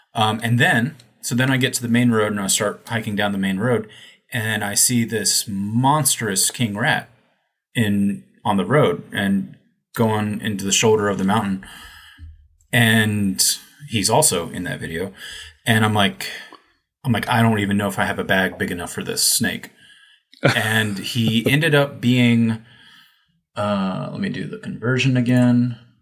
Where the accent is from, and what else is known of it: United States; moved away as an adult; also born or lived in China